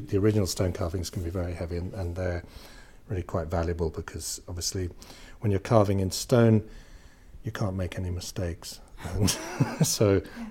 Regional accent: England, United Kingdom; moved away as an adult; also born or lived in West Cork, Ireland; now in Kinsale, Ireland; I grew up in England but moved to Ireland uh, about 20 years ago now

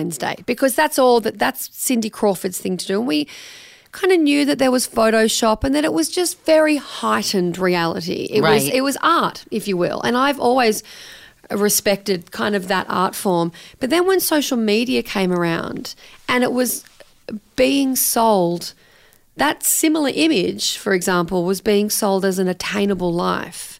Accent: Australia; I am Australian, I live in Australia

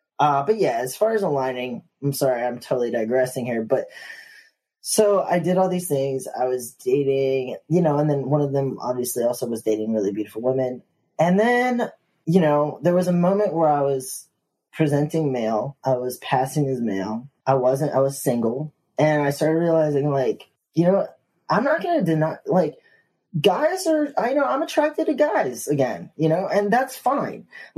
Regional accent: the South, United States; growing up in the South, like, I was taught, you know, or I was just, you know, socially trained, you know, to talk to people.

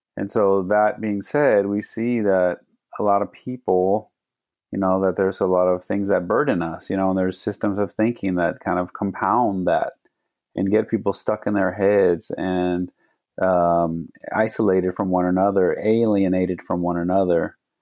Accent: Phoenix, Arizona, United States; I grew up here in Phoenix

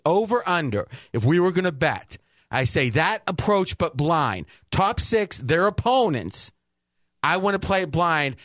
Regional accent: Ohio, United States; moved away as an adult; now in Las Vegas, United States; Where I grew up in Ohio, right around Pittsburgh, right an hour from Pittsburgh

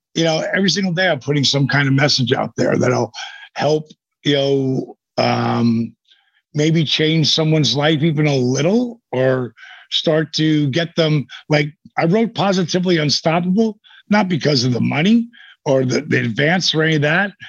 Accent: Point Pleasant, New Jersey, United States; that's where I grew up in the Jersey Shore.

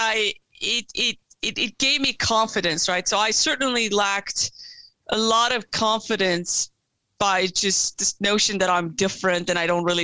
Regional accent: Turkey; moved away; I was born and raised in Turkey

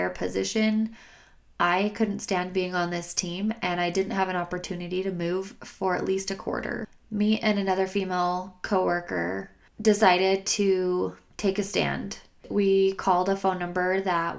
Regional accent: Logan, Utah, United States; moved away as an adult; now in Salt Lake City, United States; I realized that Logan did not have as much in store for me. After that incident, I needed a fresh start and did not think that my hometown was going to be able to provide that for me

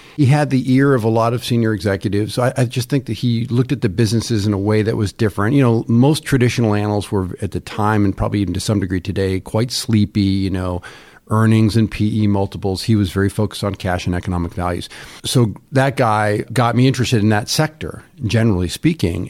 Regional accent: Ithaca, New York, United States; I grew up in Ithaca, New York, near Cornell.

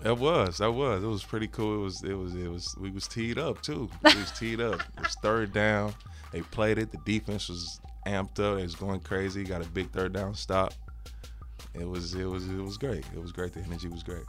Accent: Cahokia, Illinois, United States; moved away; It's in my hometown, Cahokia, Illinois

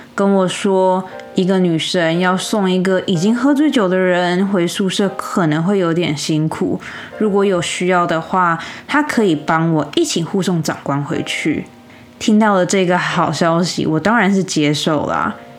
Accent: United States; 身为美国人，我真心不懂。

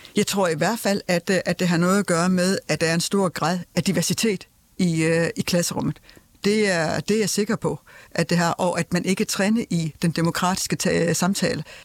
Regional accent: Denmark; vi som danskere

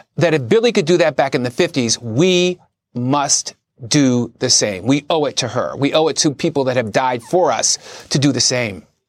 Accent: Philadelphia, Pennsylvania, United States; my dad was a cop. And the only time I saw him cry, uh, we're from Philadelphia

